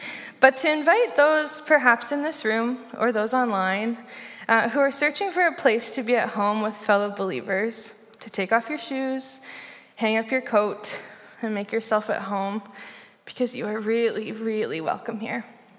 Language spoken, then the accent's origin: English; Saskatchewan, Canada; now in Victoria, Canada; first moved here from Saskatchewan. The flat, kind of rectangular-shaped province in our country. I moved here from Saskatchewan to begin my master's in educational psychology at UVic.